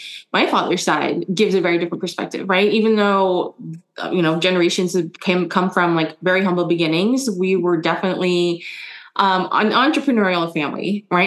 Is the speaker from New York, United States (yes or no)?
no; San Francisco, California, United States; first language German; English is a second language; also born or lived in Germany / Indonesia; when I moved here to the US, San Francisco, I was 6 and I didn't know any English